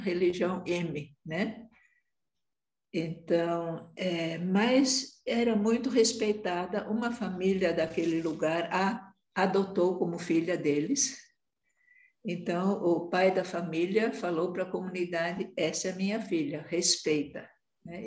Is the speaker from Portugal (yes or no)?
no; Brazil; moved away as an adult; also born or lived in Angola; Eu, como sou muito branca, é, não era tão vista como brasileira, né, apesar de ser